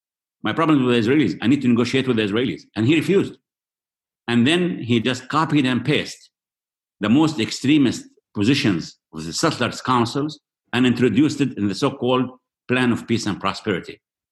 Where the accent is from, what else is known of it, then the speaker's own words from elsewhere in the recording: Jericho, West Bank, Palestine; Look, I was 12 years old. I was born in this house in Jericho. I was 12 years old when the occupation came to my hometown, Jericho. I'm 65 with 8 grandchildren now.